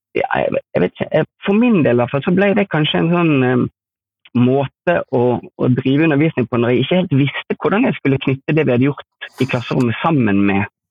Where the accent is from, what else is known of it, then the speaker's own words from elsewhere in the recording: Askøy, Vestland, Norway; jeg kommer fra Askøy utenfor Bergen